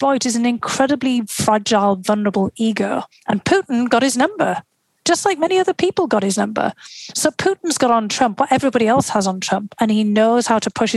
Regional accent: North East England, United Kingdom; moved away as an adult; also born or lived in Moscow, Russia; now in United States; to the northeast of England and to my hometown

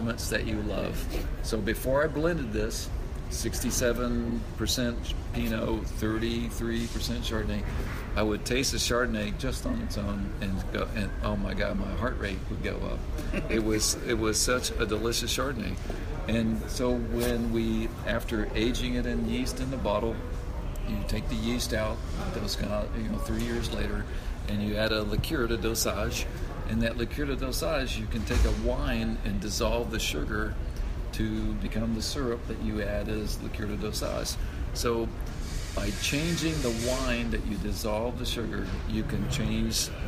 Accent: Texas, United States; now in Oregon, United States; I'm from the great state of Texas, and you can't hardly take the Texas out of the boy

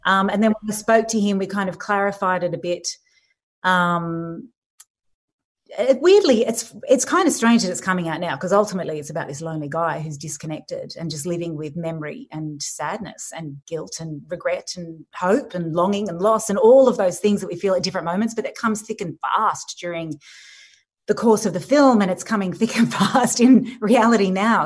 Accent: Sydney, New South Wales, Australia; I live here. I grew up in Sydney.

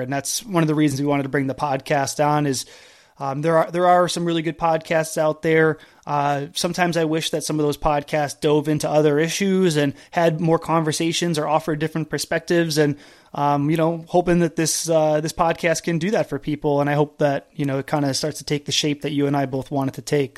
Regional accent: East Coast, United States; also born or lived in Canada; now in California, United States; I grew up on the East Coast

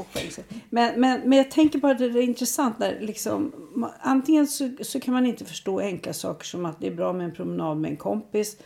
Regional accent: Sweden; för mig som svensk

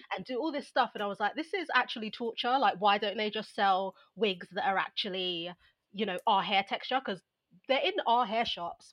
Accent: London, United Kingdom; I was brought up in Southeast London

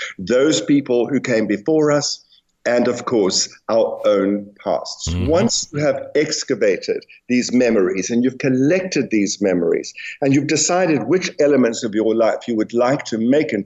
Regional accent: South Africa; I'm South African

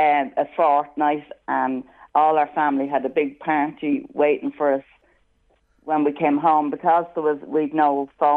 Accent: Dublin, Leinster, Ireland; I'm from Harold's Cross in Dublin.

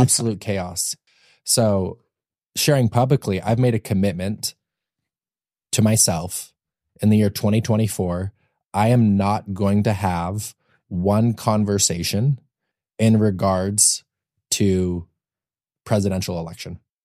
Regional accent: Utah, United States; moved away as an adult; also born or lived in Austin, Texas; now in Los Angeles, United States; I grew up in Utah

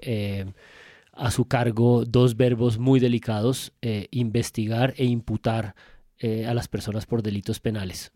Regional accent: Colombia; Me hace sentir como completamente colombiano

